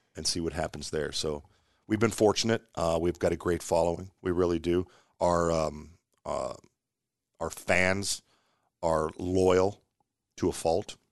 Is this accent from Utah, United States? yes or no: no; Omaha, Nebraska, United States